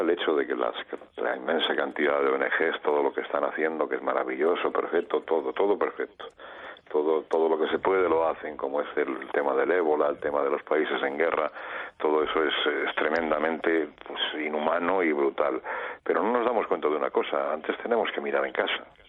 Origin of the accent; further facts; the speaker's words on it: Madrid, Community of Madrid, Spain; moved away; soy madrileño, aunque vivo aquí